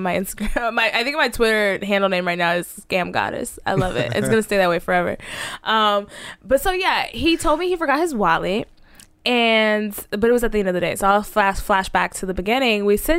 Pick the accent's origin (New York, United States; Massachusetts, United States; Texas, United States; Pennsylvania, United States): Texas, United States; Dallas; now in Los Angeles, United States; I'm a bird from Dallas.